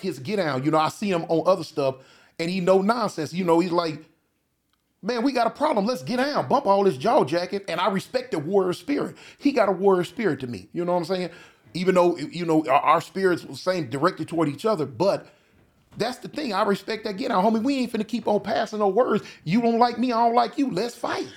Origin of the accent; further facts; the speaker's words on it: California, United States; I'm from Cali.